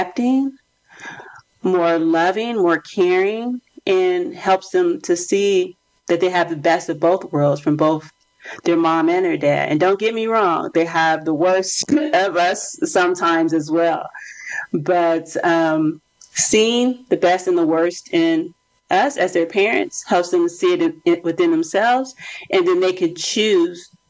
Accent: United States; I am from America

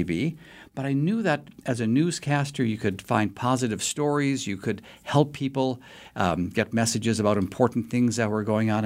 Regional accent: Milwaukee, Wisconsin, United States; I grew up in Milwaukee

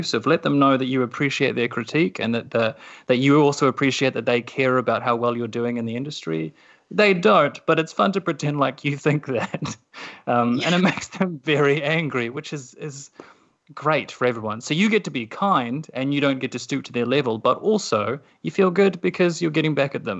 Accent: New Zealand; as a New Zealander

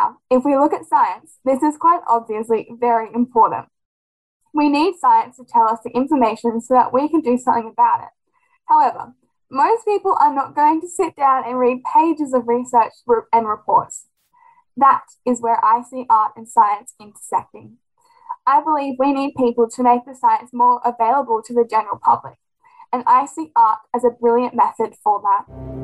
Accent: Sydney, New South Wales, Australia; I am from Sydney, Australia, and I'm on Planet Classroom.

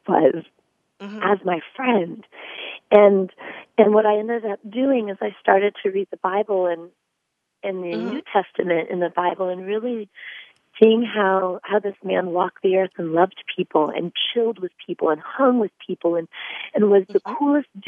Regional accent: Northampton, Pennsylvania, United States; also born or lived in Bethlehem, Pennsylvania; I'm actually from Northampton, Pennsylvania. I was actually born in Bethlehem, Pennsylvania

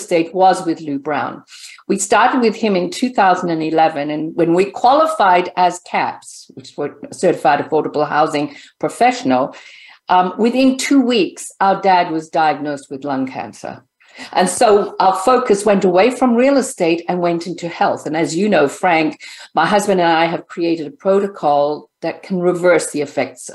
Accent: Zimbabwe; also born or lived in California; now in United States; I'm from Zimbabwe, a country that has no freedom, right? No currency, to then come and live in this great country, the United States

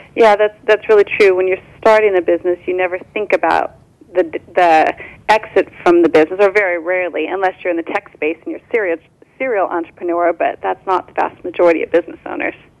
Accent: Orange County, California, United States; I was born and raised in Orange County, California

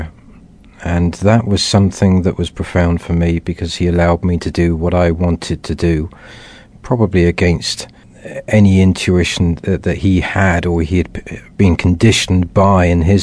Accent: Wiltshire, near Stonehenge, South West England, United Kingdom; I grew up in England, a couple of miles away from Stonehenge, for many years, and remember these profound and wonderful memories, running around the wheat fields of Wiltshire

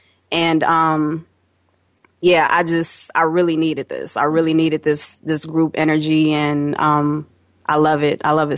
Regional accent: Chicago, Illinois, United States; I'm from Chicago, and I have really enjoyed the energy of this class.

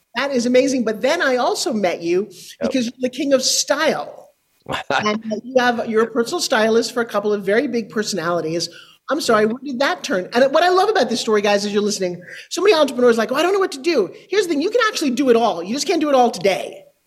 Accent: New York, United States; I'm from New York.

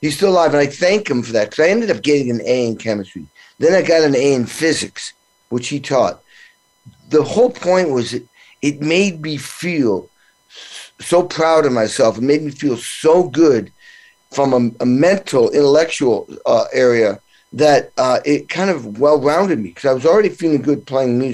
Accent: New England, Western Mass, Massachusetts, United States; my small little town, 3,000 people I grew up in New England

